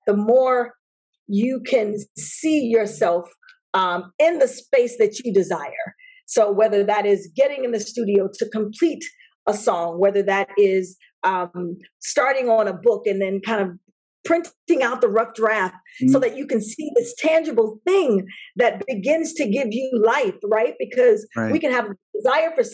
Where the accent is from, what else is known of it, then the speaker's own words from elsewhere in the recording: Chicago, Illinois, United States; also born or lived in Flossmoor, Illinois; grew up on the south side of Chicago, and then we moved to the burbs, Flossmoor, during my high school years